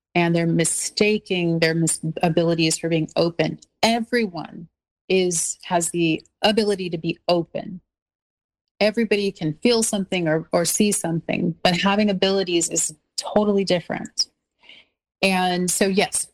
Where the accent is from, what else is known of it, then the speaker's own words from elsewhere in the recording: Los Angeles, California, United States; also born or lived in North Hollywood; I'm from the South Bay of Los Angeles, so I'm very, you know, happy there because I was born and raised there